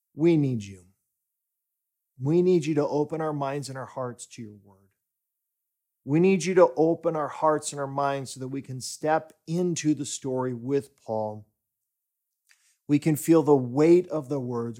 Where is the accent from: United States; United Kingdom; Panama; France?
United States; now in Stockholm, Sweden; my home country, the U S